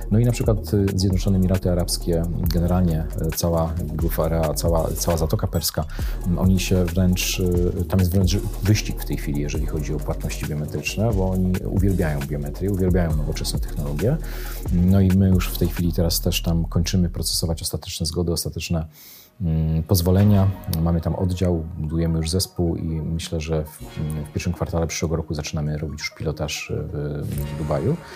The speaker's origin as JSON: {"language": "Polish", "country": "Poland", "said": "Dlatego cieszymy się, że jesteśmy z Polski Polski. Z polskim paszportem nie wstydzimy się w tej chwili e, e, wychodzić e, i rozwijać nasz projekt poza granicami Polski"}